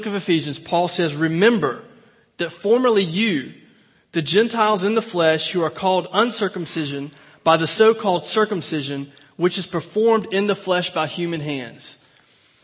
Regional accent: Mayberry Country, North Carolina, United States; now in Plano, United States; I am from Mayberry Country

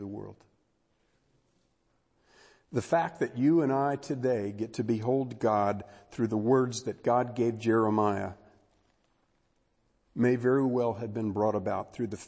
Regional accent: Texas, United States; I'm from Texas

